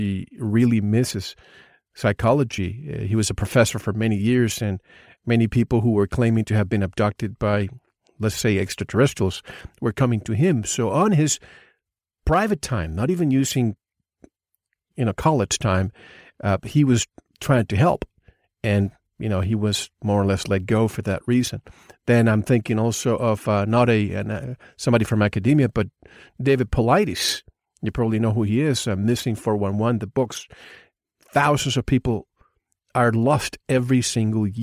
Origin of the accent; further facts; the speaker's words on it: Puerto Rico; moved away; I grew up in the Caribbean, so they call it one of the corners of the Bermuda Triangle.